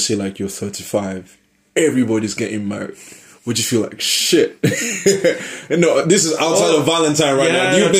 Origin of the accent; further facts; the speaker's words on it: Nigeria; moved away; from my part of the world, I'm Nigerian. It's a huge thing back in Lagos